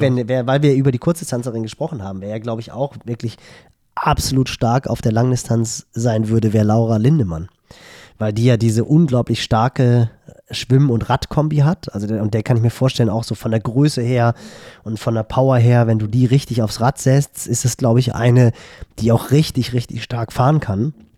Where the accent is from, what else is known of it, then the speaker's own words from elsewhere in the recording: Hamburg, Germany; als Hamburger